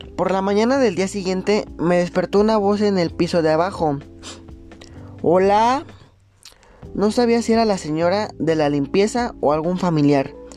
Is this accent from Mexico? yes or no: yes; Monterrey, Nuevo León, Mexico; moved away as an adult; now in Mexico City, Mexico; Soy de Monterrey, pero vivo en la Ciudad de México desde hace dos años